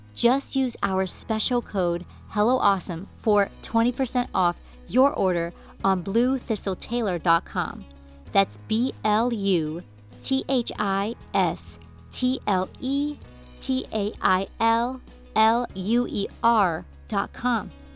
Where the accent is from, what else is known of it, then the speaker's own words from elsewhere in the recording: Hartford, Connecticut, United States; moved away; the first eight years of my life, I grew up in in Hartford, Connecticut